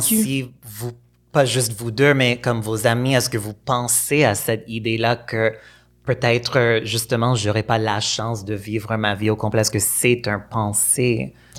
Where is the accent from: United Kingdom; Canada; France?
Canada; Montreal, Quebec; À Pierrefonds. Euh, c'est un banlieue de Montréal euh, assez anglophone